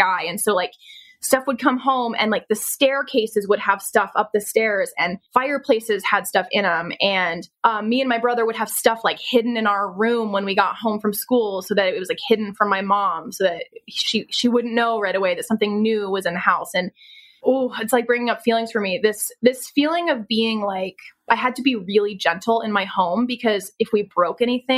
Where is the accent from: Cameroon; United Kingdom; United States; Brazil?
United States; Pennsylvania; I was born in Pennsylvania